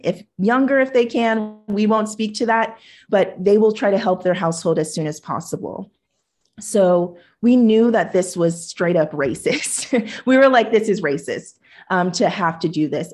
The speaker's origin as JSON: {"language": "English", "town": "Huntington Beach", "region": "California", "country": "United States", "tie": "born or raised there", "also_born_or_lived": "Hawaii", "said": "the Japanese neighbors that I grew up with in Huntington Beach"}